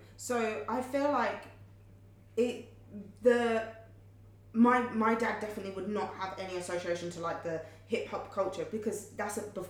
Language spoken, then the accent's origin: English; London, United Kingdom; I was growing up in East London. So growing up in East London around a lot of in a predominantly black Asian community